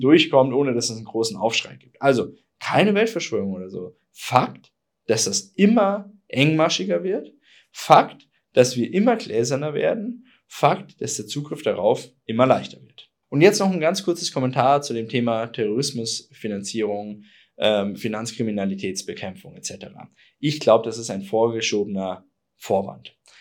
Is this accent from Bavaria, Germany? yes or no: yes; Bavaria, Germany; bei uns in Bayern